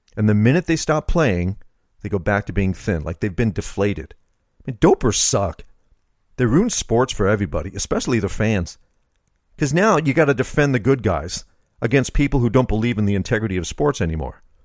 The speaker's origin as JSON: {"language": "English", "country": "United States", "said": "being an American"}